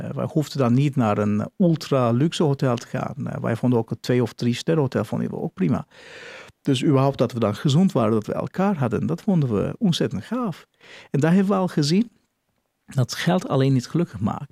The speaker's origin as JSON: {"language": "Dutch", "town": "Nuremberg", "region": "Bavaria", "country": "Germany", "tie": "born or raised there", "second_language": "Dutch", "moved": "as an adult", "lives_now": "Netherlands", "said": "ik ben Oer, eh, geboren in Nürnberg, Duitsland"}